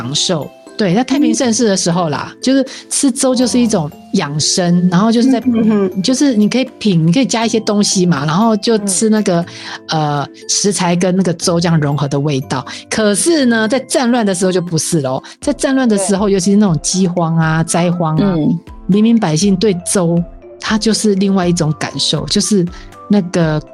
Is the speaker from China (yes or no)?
no; Taiwan; 我们台湾人真的很厉害